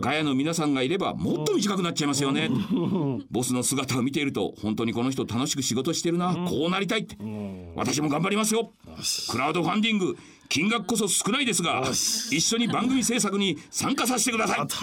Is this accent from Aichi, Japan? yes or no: yes; Shinshiro, Aichi, Japan; 僕の故郷の新城市っていうところ